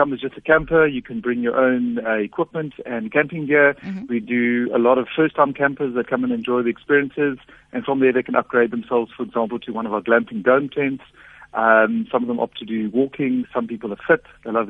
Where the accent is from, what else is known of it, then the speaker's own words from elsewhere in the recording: Botswana; I grew up a lot in Botswana and the West Coast. Always with the family, a lot of travel, a lot of sports tours and whatnot.